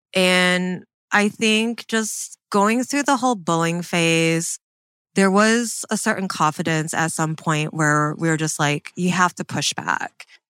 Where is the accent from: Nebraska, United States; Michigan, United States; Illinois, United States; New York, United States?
Michigan, United States; Canton; I grew up in Michigan